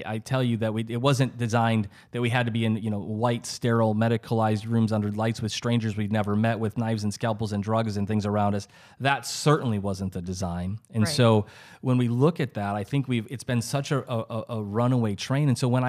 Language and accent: English; South Dakota, United States; I'm from South Dakota.